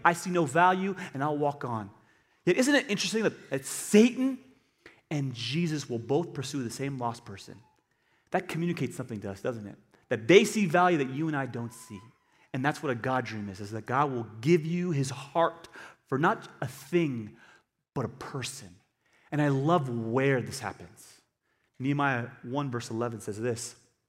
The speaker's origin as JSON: {"language": "English", "country": "United States", "said": "Christian. I'm American Christian."}